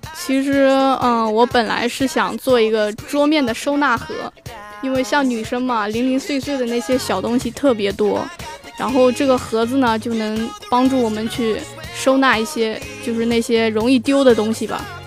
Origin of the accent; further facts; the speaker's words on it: Anhui, China; moved away as an adult; now in Zhanjiang, China; 我是从安徽过来的